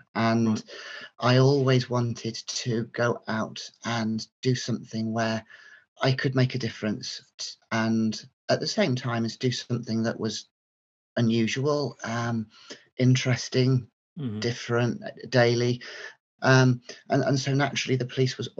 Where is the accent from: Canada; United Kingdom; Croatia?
United Kingdom; North Yorkshire / Cleveland, Teesside borders, Yorkshire and the Humber; moved away as an adult; also born or lived in Stafford; now in Midlands, United Kingdom; I grew up in North Yorkshire, and Cleveland, Teesside, North Yorkshire borders, and then came to university in the Midlands at Stafford, and I've settled into the Midlands ever since